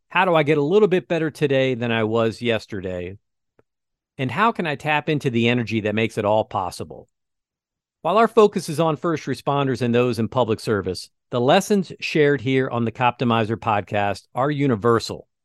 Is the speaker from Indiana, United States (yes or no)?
yes; West Lafayette, Indiana, United States; I grew up on Ashland Street in West Lafayette, home of the Boilermakers.